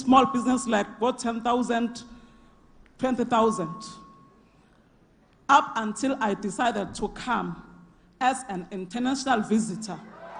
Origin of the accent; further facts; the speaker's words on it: Carletonville, Gauteng, South Africa; I come from Carltonville.